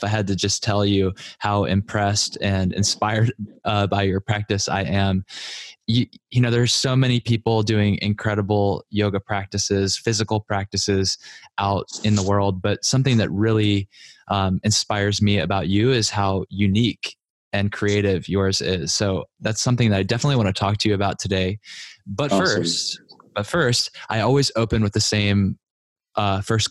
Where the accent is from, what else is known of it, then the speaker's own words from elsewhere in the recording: Richmond, Virginia, United States; the Yoga Dojo in my hometown of Richmond, Virginia